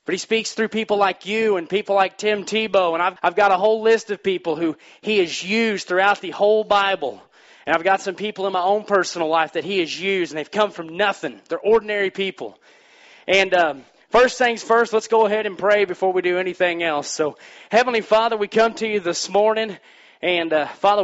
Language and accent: English; Missouri, United States; moved away; I'm from Missouri